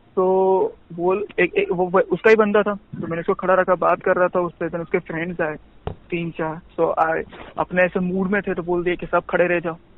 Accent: Ahmedabad, Gujarat, India; moved away as an adult; also born or lived in Vadodara; मैं अहमदाबाद से हूँ

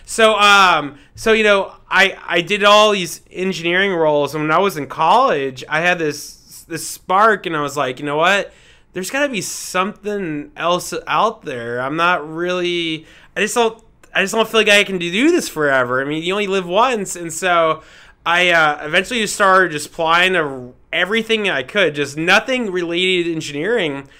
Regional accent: Fort Lauderdale, Florida, United States; moved away as an adult; also born or lived in Houston, Texas; now in Denver, United States; I am from Fort Lauderdale, Florida

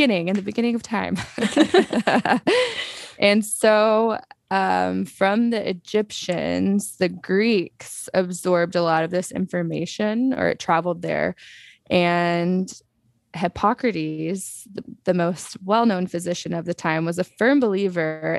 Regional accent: Texas, United States; now in San Diego, United States; I grew up in Texas

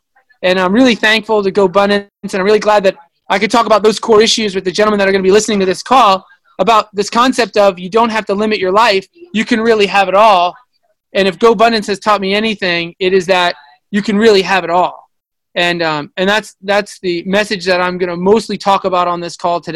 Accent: Long Island, New York, United States; I'm from Long Island, New York.

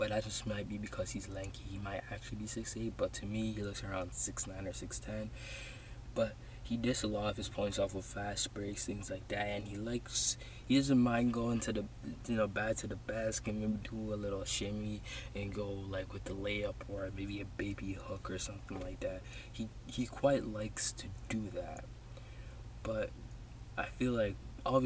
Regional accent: Toronto, Ontario, Canada; I'm from Toronto. I live in Toronto.

